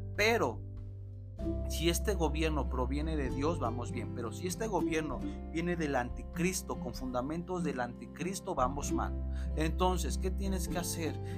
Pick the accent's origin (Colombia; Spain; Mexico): Mexico; la nación mexicana tenemos